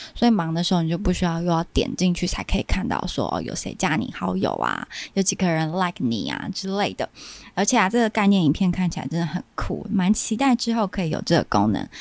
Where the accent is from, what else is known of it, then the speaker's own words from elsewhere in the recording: Kaohsiung, Taiwan; moved away as an adult; now in Taipei, Taiwan; 我是高雄人嘛，然后所以搬来台北工作